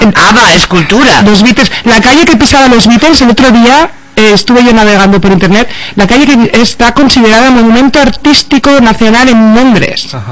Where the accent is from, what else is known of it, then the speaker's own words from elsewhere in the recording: Cantabria, Spain; also born or lived in Seville; yo soy medio sevillano medio cántabra